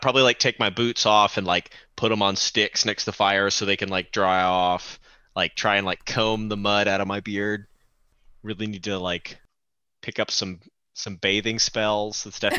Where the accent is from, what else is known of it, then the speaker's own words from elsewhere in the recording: North Carolina, United States; my home state of North Carolina.